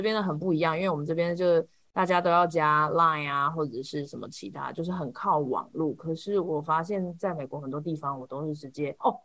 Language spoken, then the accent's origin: Chinese; Taiwan; moved away as an adult; now in United States; 我其实也在台湾长大的